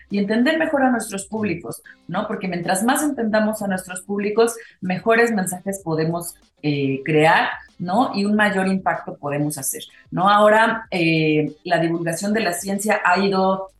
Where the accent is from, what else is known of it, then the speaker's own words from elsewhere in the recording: Mexico; decimos aquí en México